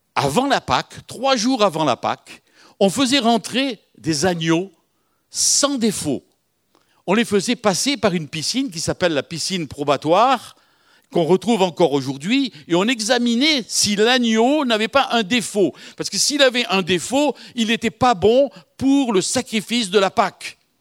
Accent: Algiers, Algiers Province, Algeria; moved away; je suis de Bab El-Oued, Bab El-Oued, à côté d'Alger.

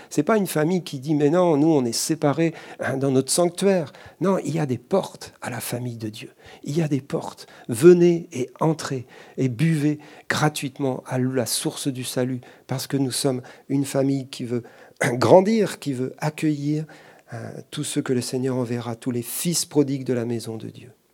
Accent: France; chez nous en France.

